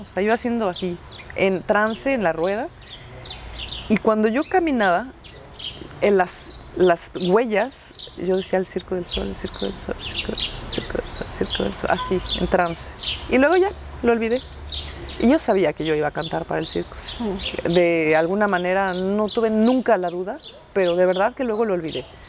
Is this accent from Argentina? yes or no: no; Mexico; now in Quebec, Canada; yo no es que soy mexicana, es que amo ser mexicana